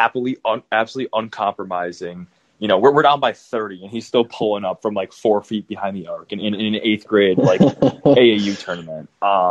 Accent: Madison, Wisconsin, United States; You know, he's a Wisconsin boy. I grew up in Madison, about an hour and a half from Milwaukee.

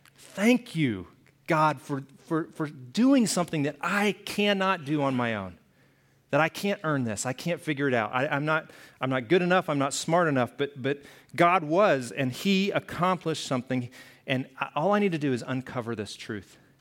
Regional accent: the South, United States; moved away; I grew up in the South

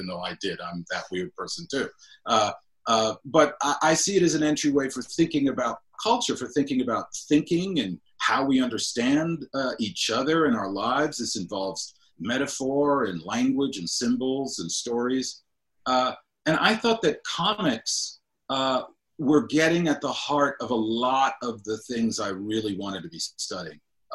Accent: Cleveland Heights, Ohio, United States; also born or lived in Akron, Ohio; a lot of mixed race people were living in my hometown of Cleveland Heights

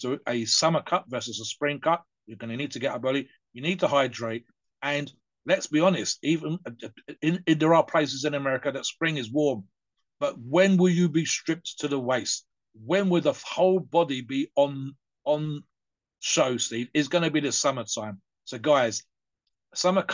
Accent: United Kingdom; us British

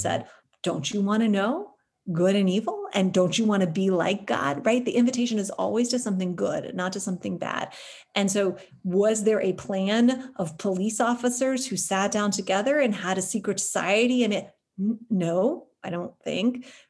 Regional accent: United States

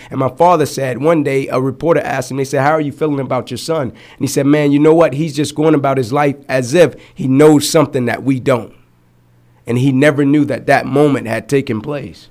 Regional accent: Atlanta, Georgia, United States; I grew up in Atlanta

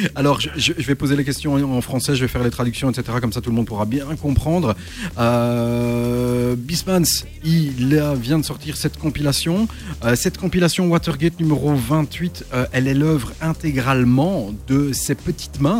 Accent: Belgium; à Antwerp ici, euh, chez nous, en Belgique

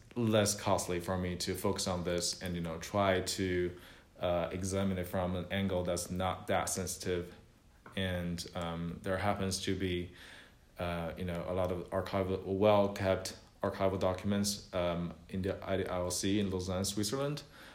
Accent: China; moved away as an adult; now in Texas, United States; I was born in China. I came to the University of Texas to do my master's in sport management

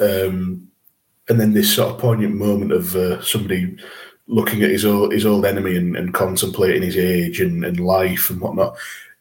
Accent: the north of England, United Kingdom; accent: Northern

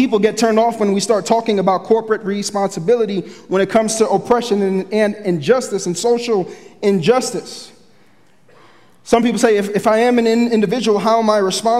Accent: Philadelphia, Pennsylvania, United States; moved away as an adult; now in Kearney, United States; we are from Philadelphia

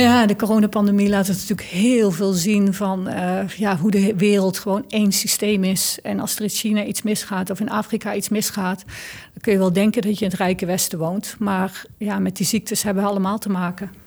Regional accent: North Brabant, Netherlands; Ik kom uit Brabant

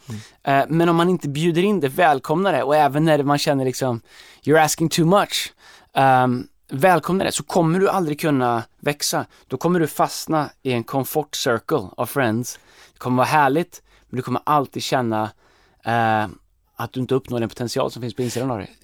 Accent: Sweden; som svenskar

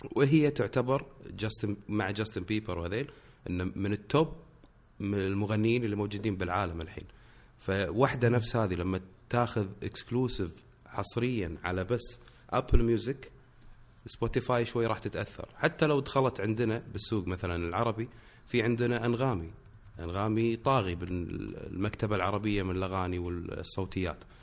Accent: Kuwait; انا من الكويت

